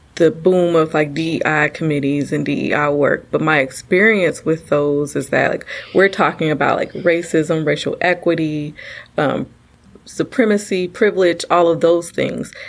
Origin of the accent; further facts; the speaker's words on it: United States; I am a black woman born and raised in America.